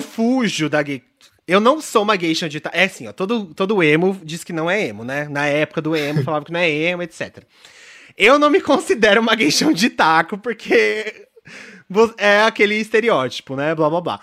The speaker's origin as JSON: {"language": "Portuguese", "region": "São Paulo", "country": "Brazil", "tie": "born or raised there", "said": "eu sou uma pessoa criada. Eu, fui eu assim, eu nasci em São Paulo."}